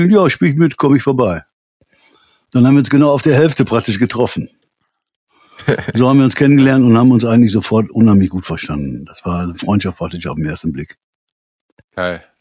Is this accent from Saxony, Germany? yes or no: no; Münster, North Rhine-Westphalia, Germany; B54 ist so, äh, ich komme aus Münster, das B54.